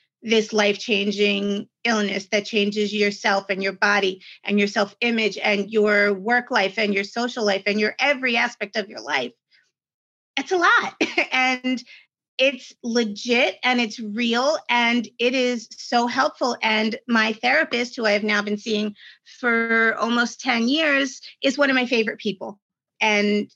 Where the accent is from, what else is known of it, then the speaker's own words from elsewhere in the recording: New York, United States; I'm from New York